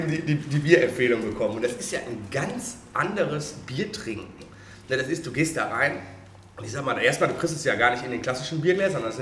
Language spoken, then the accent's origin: German; Oberhausen, North Rhine-Westphalia, Germany; also ich komme auch aus Oberhausen, aber eigentlich aus dem Oberhausener